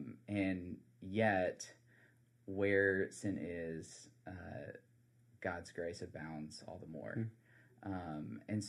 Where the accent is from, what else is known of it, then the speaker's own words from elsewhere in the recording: South Carolina, United States; I'm originally from the Low Country of South Carolina.